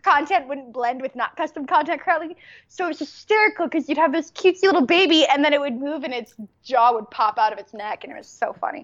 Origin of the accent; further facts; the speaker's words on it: United States; I'm an American